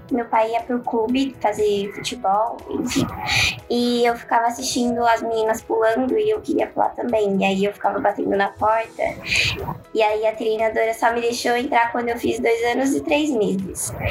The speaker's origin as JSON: {"language": "Portuguese", "town": "São João del Rei", "region": "Minas Gerais", "country": "Brazil", "tie": "born there", "also_born_or_lived": "Minduri", "said": "é, na verdade, eu nasci em São João del Rei, mas eu morei em Minduri até os meus sete meses de idade."}